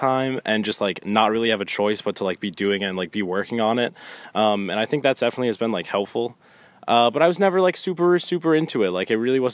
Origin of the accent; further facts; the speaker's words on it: Shaker Heights, Ohio, United States; I went to Shaker, and I've like lived and grown up in Shaker my entire life.